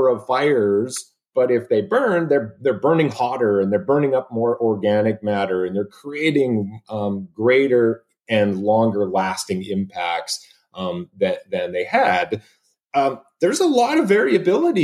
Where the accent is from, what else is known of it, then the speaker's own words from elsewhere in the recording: Sherwood Park, Alberta, Canada; moved away as an adult; also born or lived in British Columbia; now in Oregon, United States; I'm an Alberta boy. I was born and raised in Sherwood Park